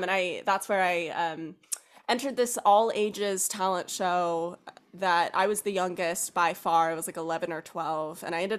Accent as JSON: {"language": "English", "region": "South Carolina", "country": "United States", "tie": "born or raised there", "also_born_or_lived": "Kentucky", "said": "So I was born in Kentucky, spent some time in South Carolina during elementary school"}